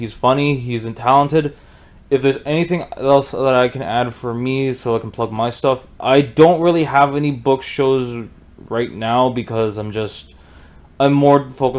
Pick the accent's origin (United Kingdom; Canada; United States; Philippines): Canada; Growing up in Canada has done this to me.